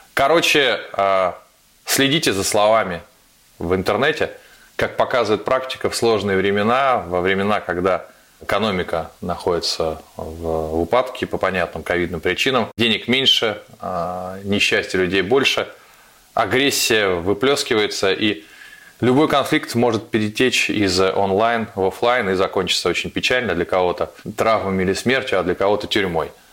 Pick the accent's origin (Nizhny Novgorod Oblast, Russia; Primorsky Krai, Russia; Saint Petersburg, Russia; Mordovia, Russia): Saint Petersburg, Russia; мой родной город Петербург